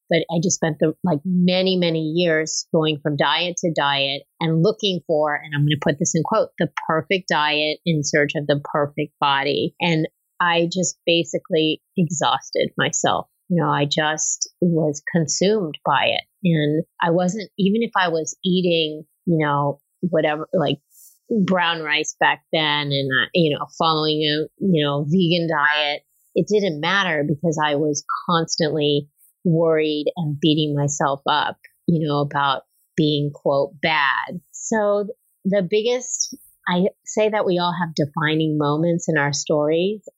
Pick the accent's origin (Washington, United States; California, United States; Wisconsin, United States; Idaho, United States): California, United States; Los Angeles; I grew up in California, in Los Angeles